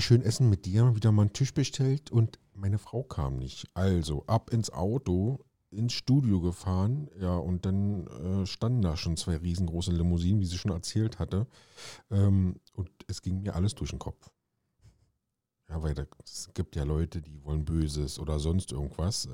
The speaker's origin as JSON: {"language": "German", "region": "East Germany", "country": "Germany", "tie": "born or raised there", "said": "ich bin ja ein Ossi, ja. Ich hatte in der Schule, ähm, in meiner Grundschule nichts mit Englisch zu tun, nur Russisch."}